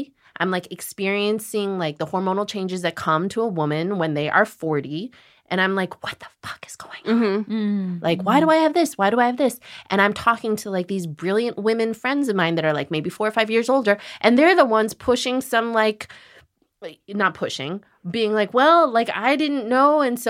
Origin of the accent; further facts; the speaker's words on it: Illinois, United States; I grew up in Illinois.